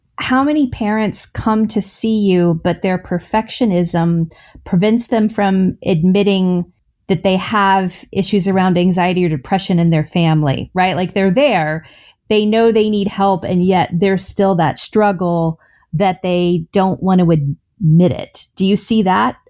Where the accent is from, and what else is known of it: the South, United States; born or raised there